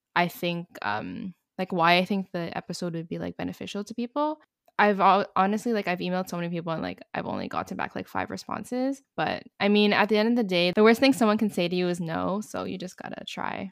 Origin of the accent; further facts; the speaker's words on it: Montreal, Quebec, Canada; I'm from Montreal, Canada